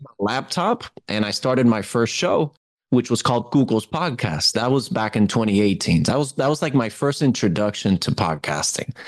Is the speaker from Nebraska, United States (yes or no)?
no; Miami, Florida, United States; I was born in Miami